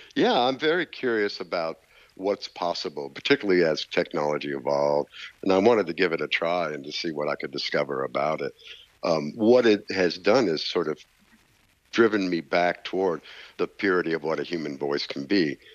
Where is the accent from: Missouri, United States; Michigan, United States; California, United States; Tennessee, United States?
Tennessee, United States; Nashville; growing up in Nashville, particularly in the 60s and 70s as I was a young man.